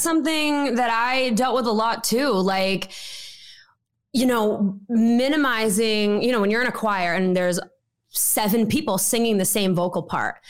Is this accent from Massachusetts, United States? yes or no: yes; Wakefield, Massachusetts, United States; moved away as an adult; now in Nashville, United States; I come from Wakefield, Massachusetts, born and raised